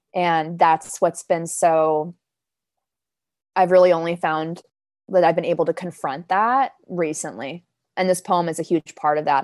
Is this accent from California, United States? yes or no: yes; Los Angeles, California, United States; first language Danish; English is a second language; moved away as an adult; also born or lived in Copenhagen, Denmark; now in New York, United States; I grew up in Los Angeles. So my family and I moved to Los Angeles from Copenhagen when I was four